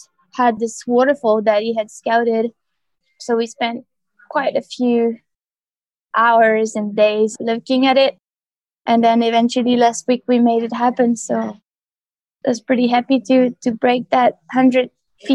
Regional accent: France; I grew up in the Alps in a small village called Le Villa Reginal.

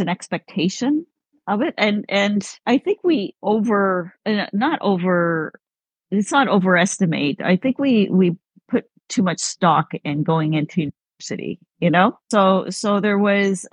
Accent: Ottawa, Ontario, Canada; moved away as an adult; also born or lived in Caribbean / South Florida; So I am from Ottawa. I was born and raised in Ottawa

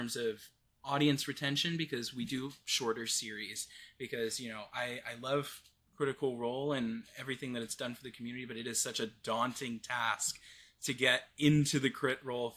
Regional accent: Midwest, United States; I grew up in the Midwest, very rural, conservative kind of area

